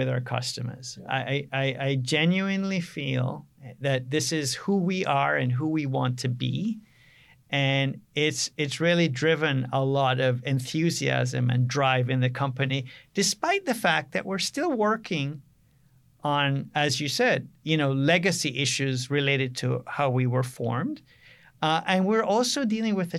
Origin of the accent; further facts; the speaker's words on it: Jamaica; also born or lived in Canada; now in United States; I grew up on a farm in Jamaica